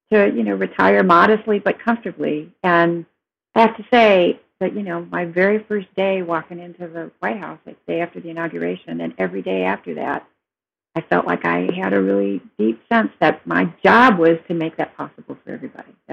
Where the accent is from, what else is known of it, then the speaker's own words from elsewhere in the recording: Detroit, Michigan, United States; moved away as an adult; also born or lived in California / Chicago / Oakland; in Detroit, in the 60s and 70s when I was growing up